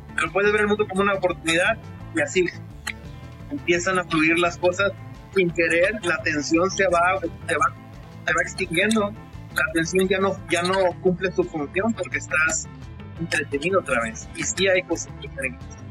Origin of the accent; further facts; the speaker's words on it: Mexico; actualmente en mi país, en México